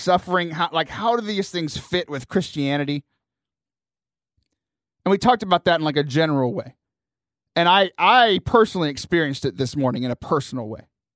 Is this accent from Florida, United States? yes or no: no; Lake Jackson, Texas, United States; moved away; back in Lake Jackson, my hometown. It's about 45 minutes south of Houston.